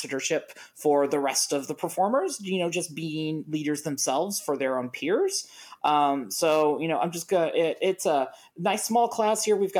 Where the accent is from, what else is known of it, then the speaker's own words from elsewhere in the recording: Ohio, United States; also born or lived in Indiana; I'm from Ohio